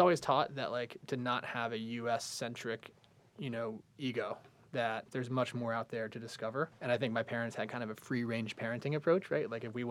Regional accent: United States; moved away; also born or lived in Singapore / South Florida / Philadelphia; I ended up growing up in South Florida and then suburban Philadelphia.

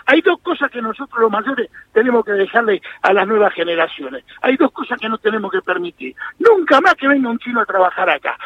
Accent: Argentina

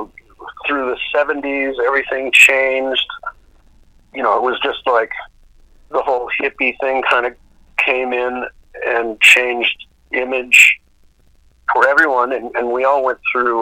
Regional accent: Duluth, Minnesota, United States; I was from Duluth, Minnesota.

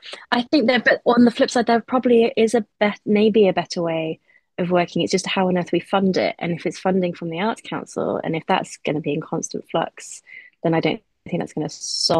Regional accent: Nottingham, East Midlands, United Kingdom; I'm from Nottingham and that's where Opera North tour to.

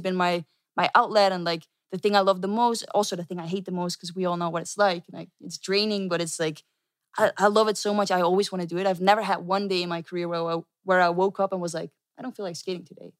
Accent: Netherlands; I'm from the Netherlands.

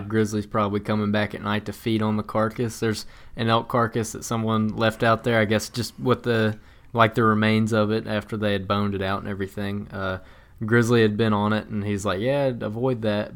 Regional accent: the South, United States; growing up in the South

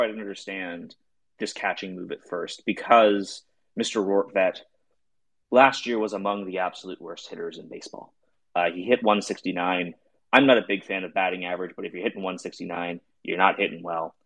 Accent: Canada; I am Canadian.

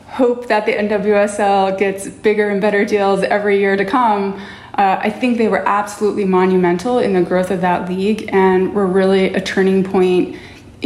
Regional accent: Utah, United States; I grew up in Utah in the 80s and 90s

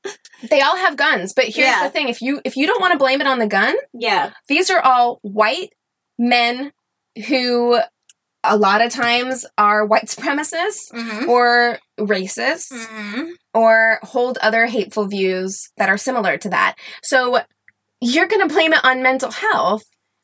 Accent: Missouri, United States; I am from Southern Missouri, or I've lived a lot of places, but that's home to me.

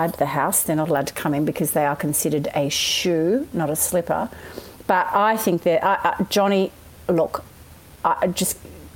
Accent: Australia; we're Australian

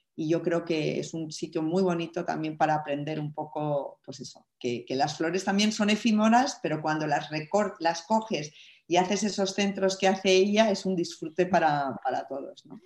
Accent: Spain; yo siendo mujer, siendo española

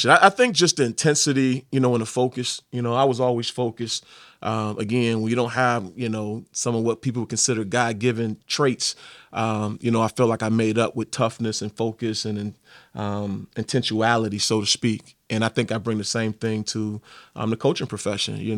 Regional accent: Detroit, Michigan, United States; good then, and Barry Sanders, but yeah, it was great. You know, Detroit's such a you

